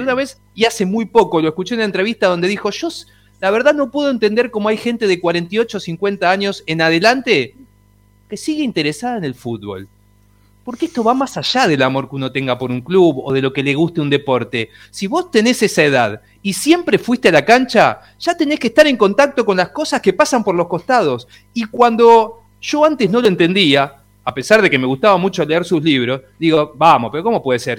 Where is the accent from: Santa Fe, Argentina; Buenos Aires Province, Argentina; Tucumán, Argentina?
Buenos Aires Province, Argentina; Ituzaingó; soy de Ituzaingó, vivía enfrente de la cancha